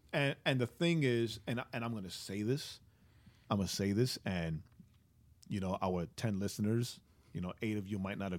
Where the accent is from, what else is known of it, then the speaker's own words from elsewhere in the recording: New York, United States; I'm a New Yorker, right? Get out of here.